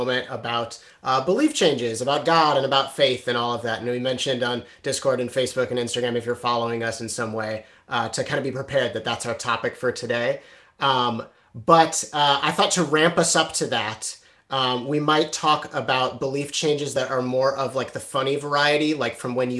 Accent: Chicago suburbs, Illinois, United States; When I was a kid, I grew up in the Chicago suburbs

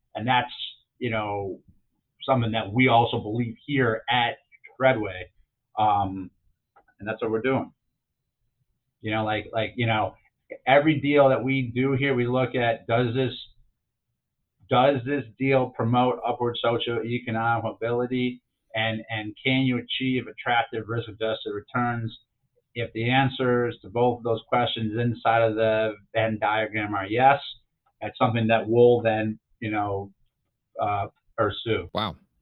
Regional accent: Chicago, Illinois, United States; growing up in Chicago, a lot of my friends lived in the Chicago Housing Authority

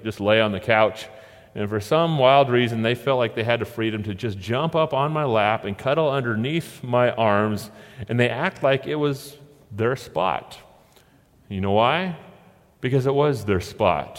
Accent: Oregon, United States; we're from Oregon

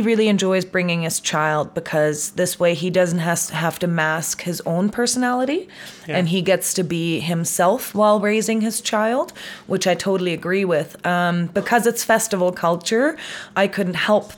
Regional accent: Munich, Bavaria, Germany; moved away as an adult; now in Canada; I'm from Munich

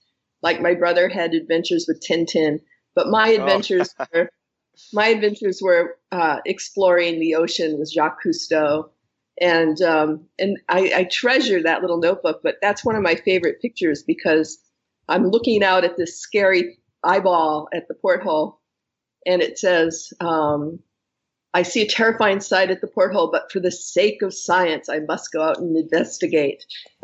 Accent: New England, United States; New England. Okay. New England.

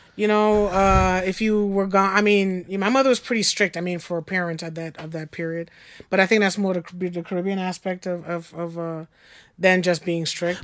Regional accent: Long Island, New York, United States; I grew up on Long Island

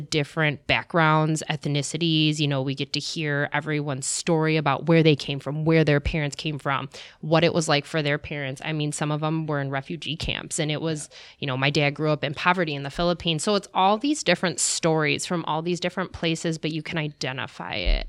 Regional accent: Oak Creek, Wisconsin, United States; I'm from Oak Creek. I'm from the suburbs.

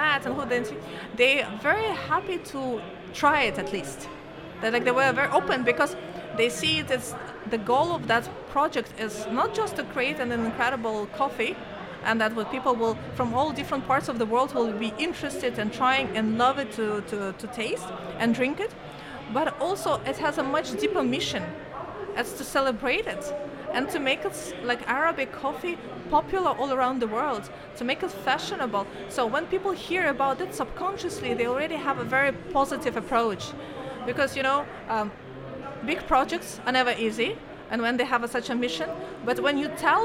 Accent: Kazakhstan; moved away as an adult; now in Oman; There is flag of Kazakhstan and flag of Oman

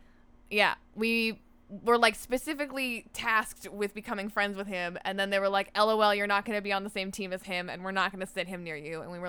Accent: Ontario, Canada; So, I grew up in Northern Ontario in a town populated predominantly by black flies and trees, but there were some people there too.

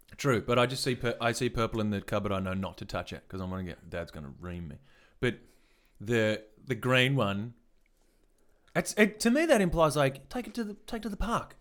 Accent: Western Australia, Australia; we're from Northwest Australia

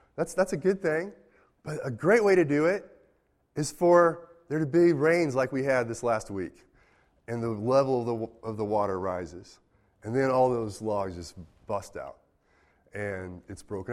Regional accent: United States; I'm an American.

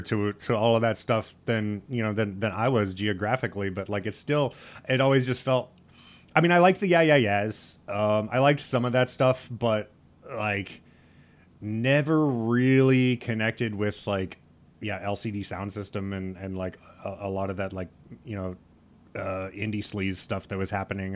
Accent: Lincoln, Nebraska, United States; I grew up in Lincoln, that's the capital

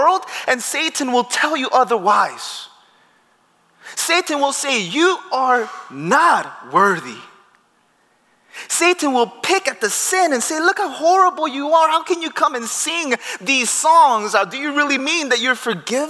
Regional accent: Peru; moved away; I grew up in Peru.

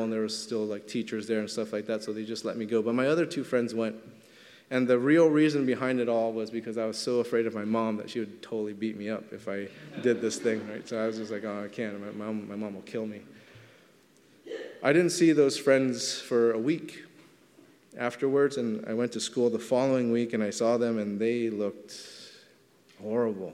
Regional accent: Los Angeles, California, United States; I grew up in Elysian Park in Los Angeles, right by Dodger Stadium

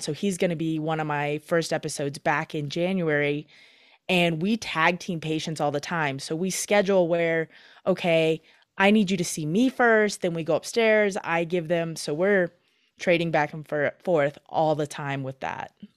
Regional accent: Michigan, United States; also born or lived in Minnesota; now in Twin Cities, Minnesota, United States; growing up in Michigan, now living in Minnesota

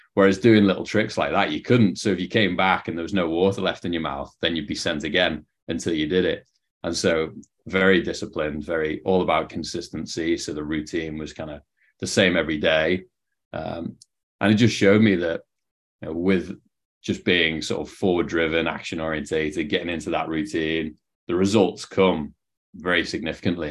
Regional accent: Liverpool, North West England, United Kingdom; moved away as an adult; also born or lived in Canada; now in San Diego, United States; you can probably tell from the accent, not from San Diego, where I'm based now um, from Liverpool, England, or just outside it

